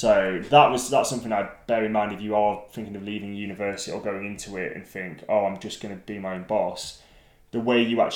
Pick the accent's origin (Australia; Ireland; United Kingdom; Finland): United Kingdom; Lake District, North West England; I grew up in the Lake District